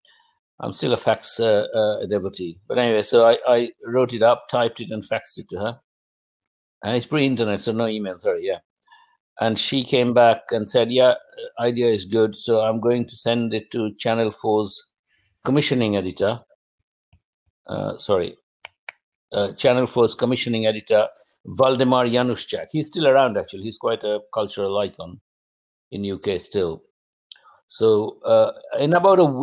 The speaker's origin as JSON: {"language": "English", "country": "India", "second_language": "English", "moved": "as an adult", "lives_now": "United Kingdom"}